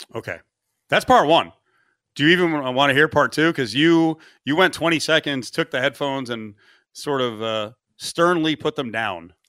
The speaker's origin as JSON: {"language": "English", "country": "United States", "tie": "born or raised there", "moved": "yes", "said": "I grew up in the New Jersey, New York area"}